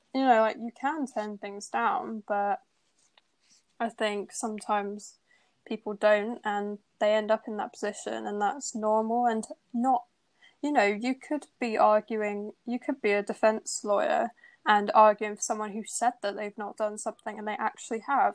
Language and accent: English; Bristol, South West England, United Kingdom; moved away as an adult; now in Birmingham, United Kingdom; I'm from Bristol, not from Birmingham. So when I moved away from home for uni